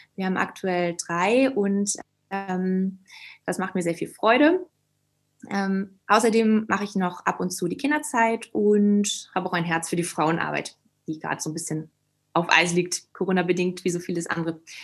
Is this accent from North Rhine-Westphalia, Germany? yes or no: no; Schleswig-Holstein, Germany; moved away as an adult; also born or lived in Hamburg; now in Leipzig, Germany; ich komme aus Norddeutschland, aus Schleswig-Holstein